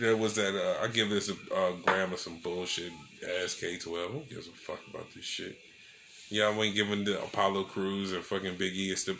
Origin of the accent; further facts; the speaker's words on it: Nigeria; Hey, I am a Nigerian cougar.